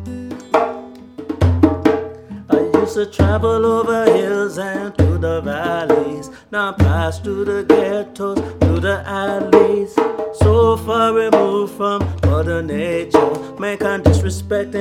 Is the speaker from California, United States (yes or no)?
yes; Los Angeles, California, United States; moved away; I'm from Los Angeles, California